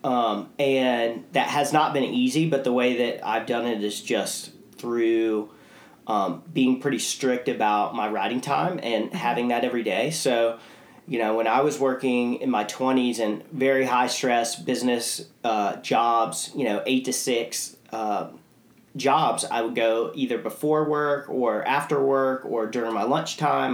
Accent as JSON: {"language": "English", "town": "St. Simons Island", "region": "Georgia", "country": "United States", "tie": "born or raised there", "said": "I grew up on St. Simon's"}